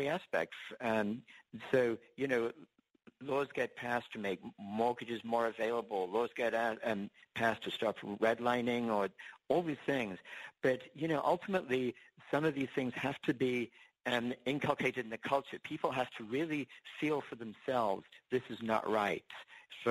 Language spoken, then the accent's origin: English; England, United Kingdom; now in United States; I actually was born and raised in England. And when I came to the States